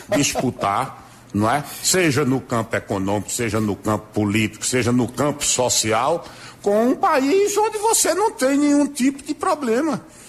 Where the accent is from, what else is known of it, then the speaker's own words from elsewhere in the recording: Brazil; nós, como brasileiros